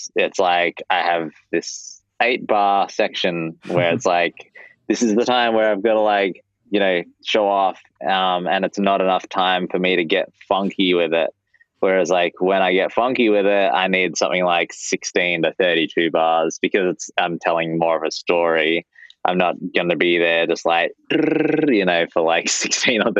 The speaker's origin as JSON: {"language": "English", "country": "Australia", "moved": "as an adult", "lives_now": "United States", "said": "being an Aussie in the States on an O-1 visa"}